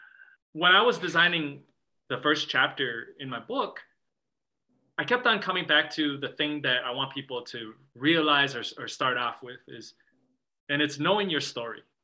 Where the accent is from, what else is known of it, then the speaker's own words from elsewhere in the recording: Midwest, United States; growing up in the Midwest as a Chinese American